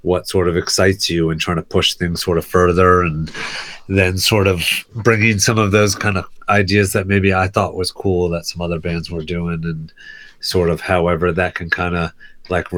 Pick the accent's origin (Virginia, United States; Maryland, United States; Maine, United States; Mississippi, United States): Virginia, United States; Fredericksburg; moved away as an adult; also born or lived in New York; I'm from Virginia, Fredericksburg, Virginia. And so that's where I grew up. And then I moved to New York in like 2001 or something